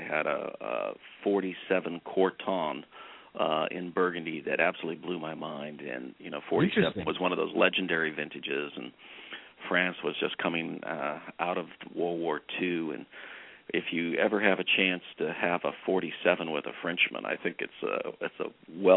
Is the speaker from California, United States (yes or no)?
yes; Santa Cruz, California, United States; moved away; I grew up in Santa Cruz, and I regularly go back